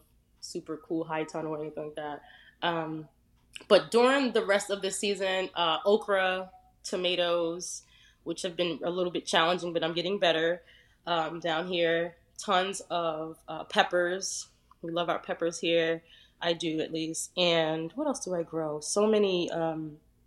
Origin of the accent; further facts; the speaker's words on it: New Jersey, United States; also born or lived in Edisto Island, South Carolina; now in South Carolina, United States; I'm originally from New Jersey.